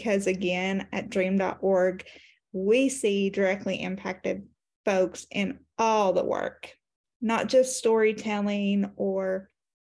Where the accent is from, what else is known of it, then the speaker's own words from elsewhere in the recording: Appalachia, Eastern Kentucky, United States; I am from Kentucky, Eastern Kentucky, Appalachia to be exact